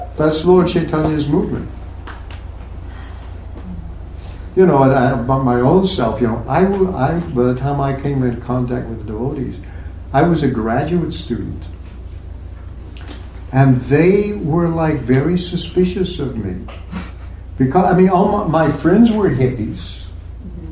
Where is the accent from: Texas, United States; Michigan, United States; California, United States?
Texas, United States; moved away; also born or lived in Oklahoma; part of my life, I grew up in Texas and Oklahoma